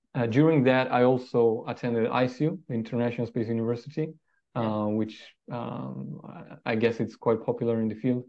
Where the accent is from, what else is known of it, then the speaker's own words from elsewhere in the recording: Trento, Trentino-Alto Adige, Italy; I was born in a very small town uh, in the Alps called Trento, uh, next to the Austrian border.